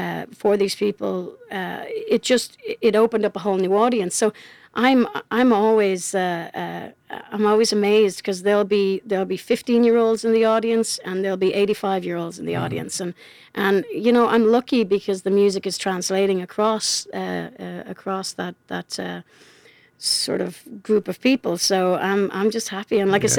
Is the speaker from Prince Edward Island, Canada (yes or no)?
yes; Charlottetown, Prince Edward Island, Canada; got on a plane back to my hometown of Charlottetown, did a show, 8:30 the next morning.